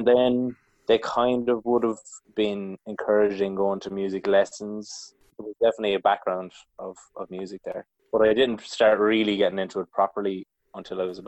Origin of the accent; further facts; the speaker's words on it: County Mayo, Connacht, Ireland; also born or lived in County Kildare; now in Kilcullen, Ireland; from County Mayo